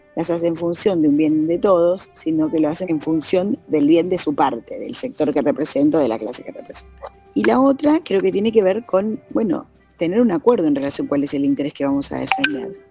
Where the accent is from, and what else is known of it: Argentina